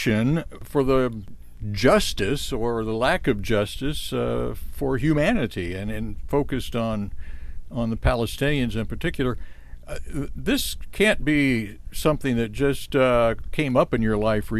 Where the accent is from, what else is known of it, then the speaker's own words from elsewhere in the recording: Columbia, Missouri, United States; also born or lived in Texas; When I was 2 years old. That would be 1946. I grew up in Columbia and went through the public school system